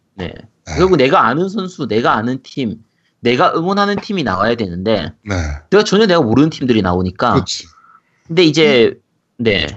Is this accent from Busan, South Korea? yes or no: yes; Busan, South Korea; 저는 이제 부산이라서 롯데 팬이기 때문에